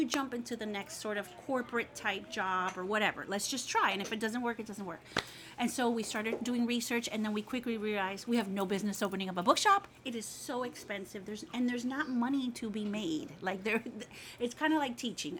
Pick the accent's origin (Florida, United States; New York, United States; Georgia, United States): Florida, United States; Miami; now in Baton Rouge, United States; I'm from Miami